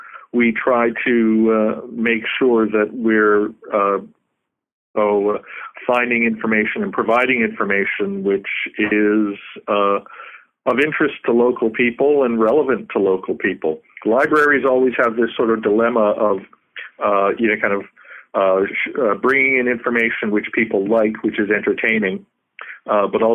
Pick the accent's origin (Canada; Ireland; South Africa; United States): Canada; Newfoundland and Labrador; now in Baker Lake, Canada; I'm originally from Newfoundland, but I live in Baker Lake, Nunavut now